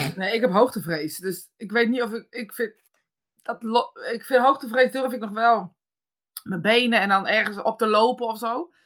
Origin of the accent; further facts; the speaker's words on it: Netherlands; als Nederlanders